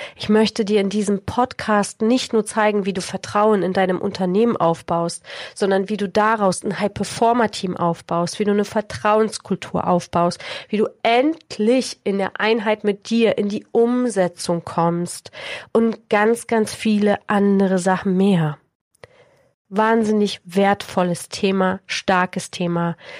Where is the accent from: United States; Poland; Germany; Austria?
Poland; moved away; Ich bin 1976 in Polen geboren, in der Zeit der Diktatur und des Kommunismus